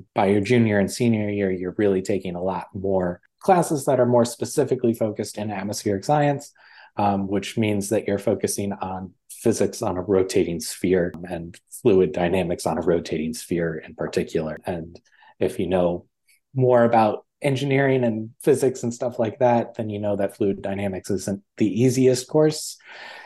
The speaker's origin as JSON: {"language": "English", "region": "West Michigan", "country": "United States", "tie": "born or raised there", "also_born_or_lived": "Maryland", "moved": "as an adult", "said": "growing up in West Michigan"}